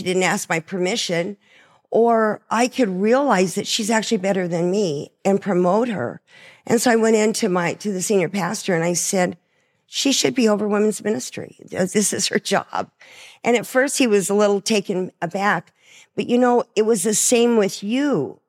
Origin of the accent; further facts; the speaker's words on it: Coolidge, Arizona, United States; I don't know what that is, because, you know, I'm from Coolidge.